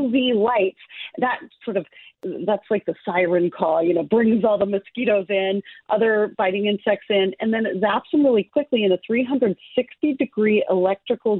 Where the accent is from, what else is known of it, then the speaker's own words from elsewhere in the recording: Alaska, United States; moved away; every summer I go to my home state of Alaska